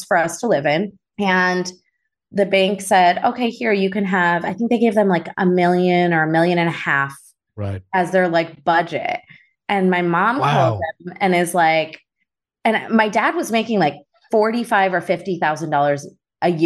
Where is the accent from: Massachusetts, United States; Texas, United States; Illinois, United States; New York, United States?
Illinois, United States; Chicago; also born or lived in Naperville; I grew up in Chicago